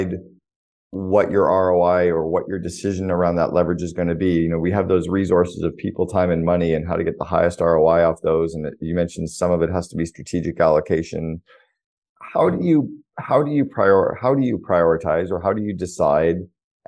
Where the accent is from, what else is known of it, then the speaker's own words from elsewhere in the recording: Canada; I'm from Canada